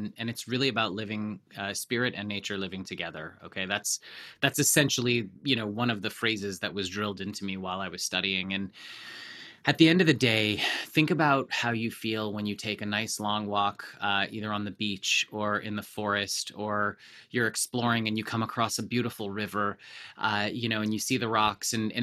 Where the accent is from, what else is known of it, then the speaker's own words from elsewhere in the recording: Canada; I grew up in Canada, of course.